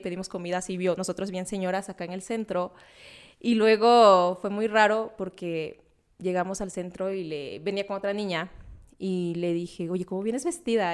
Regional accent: southern Veracruz, Mexico; moved away; yo soy del sur de Veracruz

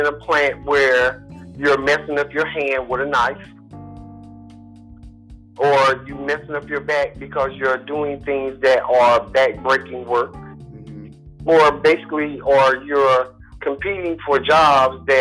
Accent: East Coast, United States; now in Houston, United States; I'm originally from the East Coast, and I'm from a little town with 500 people today

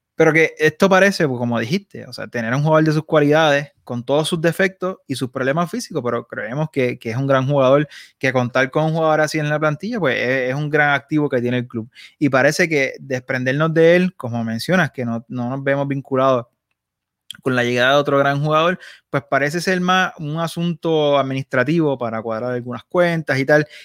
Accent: Puerto Rico; also born or lived in Barcelona; en Puerto Rico nosotros somos puertorriqueños

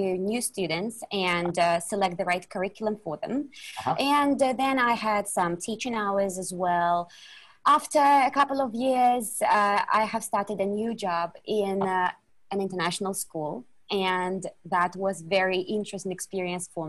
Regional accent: Russia; English is a second language; moved away as an adult; also born or lived in China / Vietnam; I'm Russian.

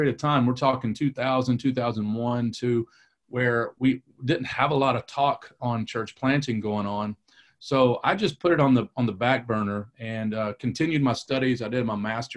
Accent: Kentucky, United States; accent: a little bit Kentucky; also born or lived in Detroit, Michigan / Raleigh, North Carolina / New Orleans; now in North Carolina, United States; grew up in Kentucky

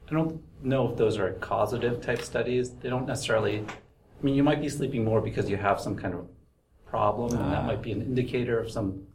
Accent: New York City, New York, United States; I was born in Brooklyn.

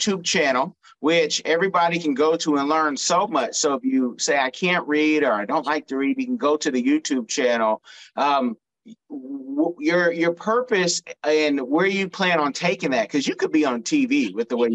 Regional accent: California, United States; now in South Florida, United States; I am from California, but I live in South Florida

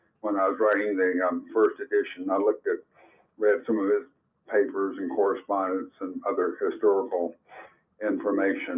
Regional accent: Florida, United States; now in Anderson, Indiana, United States; since I was growing up in Florida.

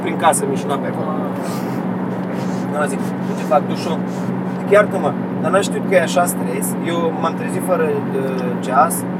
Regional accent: Romania; Din România.

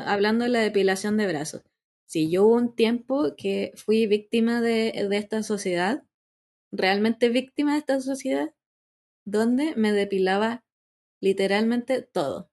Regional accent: Santiago, Santiago Metropolitan Region, Chile; yo soy de la Florida

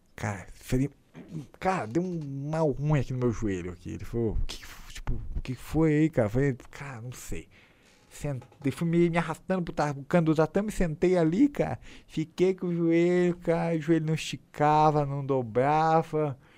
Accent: Brazil; A gente é brasileiro e classe pobre

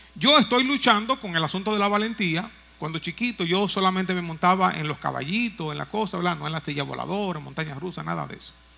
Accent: Moca, Espaillat, Dominican Republic; allá en mi pueblo natal, en Moca

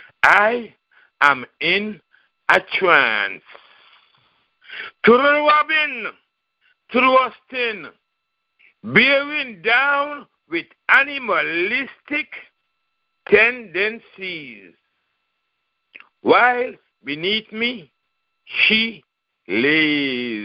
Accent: St. Kitts & Nevis; now in Raleigh, United States; I'm from St. Kitts, Nevis in the Caribbean, Eastern Caribbean

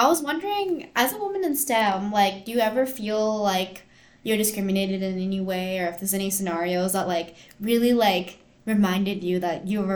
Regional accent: Bay Area, California, United States; I'm also from the Bay Area too.

